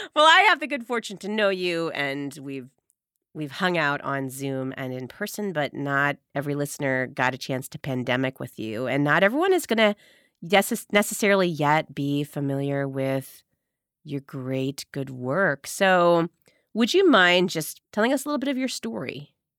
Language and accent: English; Medina, Ohio, United States; I grew up in Medina, Ohio, four four two five six